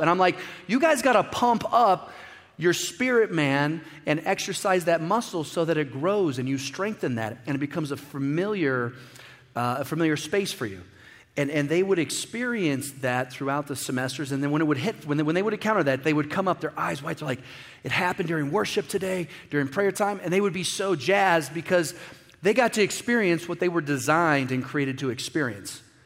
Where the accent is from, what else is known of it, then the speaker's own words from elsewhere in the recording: Midwest, United States; I grew up in the Midwest